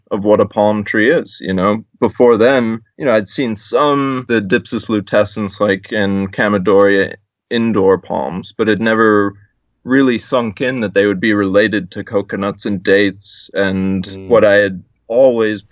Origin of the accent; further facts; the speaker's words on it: South Africa; also born or lived in South Carolina, United States; now in Hawaii, United States; I'm originally from South Africa. My parents brought me to America for schooling